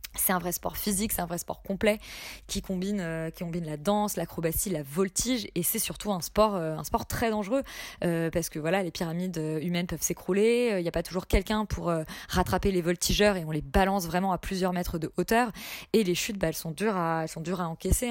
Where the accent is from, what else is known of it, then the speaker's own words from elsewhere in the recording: France; en tant que français non initié